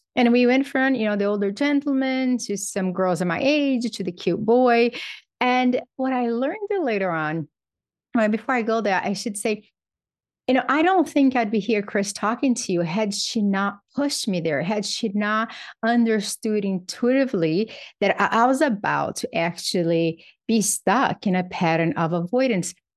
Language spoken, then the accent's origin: English; Brazil; moved away; I grew up in Brazil.